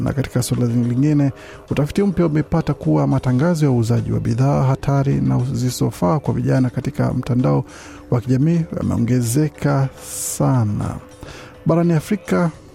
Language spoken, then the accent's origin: Swahili; Kenya; now in Bathurst, Australia; mi natoka Kenya